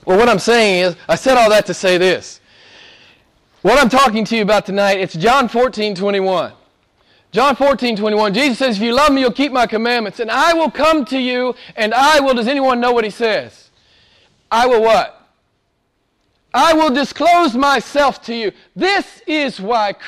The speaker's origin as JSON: {"language": "English", "country": "United States", "said": "I'm from America"}